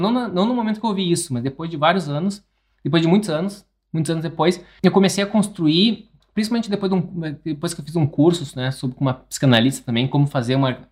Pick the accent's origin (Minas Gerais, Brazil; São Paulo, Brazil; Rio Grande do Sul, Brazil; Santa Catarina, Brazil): Rio Grande do Sul, Brazil; interior of; moved away; tem muitas coisas que eu não compartilho de onde eu nasci